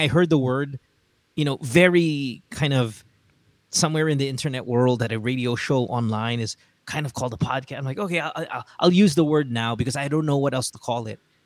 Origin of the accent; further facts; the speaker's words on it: Central Luzon, Philippines; accent: Amboy; first language English; I grew up in Bulacan. I, I admit my Tagalog isn't the best. And that's because we spoke English at home.